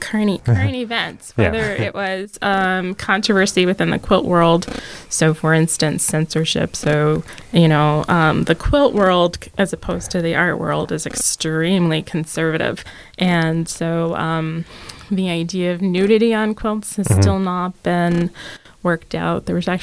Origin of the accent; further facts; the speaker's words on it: the South, United States; I remember I'm from the South.